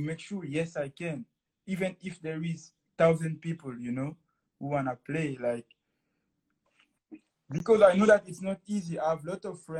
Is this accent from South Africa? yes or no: no; Guinea; first language French; English is a second language; now in Moncton, Canada; I'm living now in Moncton, Canada. And I come from Guinea-Conakry in West Africa.